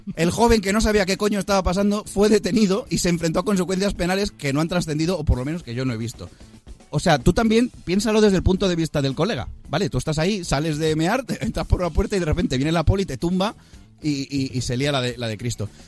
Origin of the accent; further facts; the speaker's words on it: Spain; nosotros somos españoles